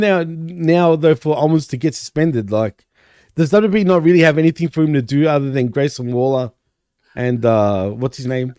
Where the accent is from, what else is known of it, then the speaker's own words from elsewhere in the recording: Australia; I'm Australian